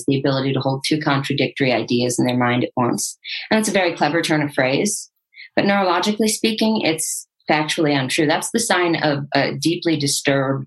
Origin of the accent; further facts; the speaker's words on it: Santa Barbara, California, United States; I'm from Santa Barbara